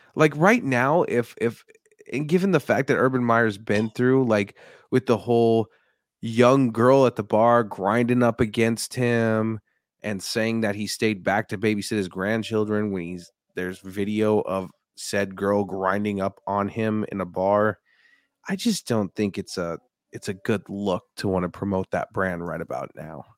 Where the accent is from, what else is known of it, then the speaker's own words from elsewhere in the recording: Denver, Colorado, United States; born and raised in Denver, Colorado